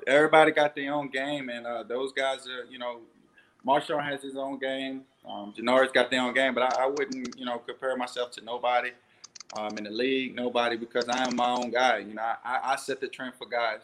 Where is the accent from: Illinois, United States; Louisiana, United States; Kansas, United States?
Louisiana, United States; New Orleans; play in my hometown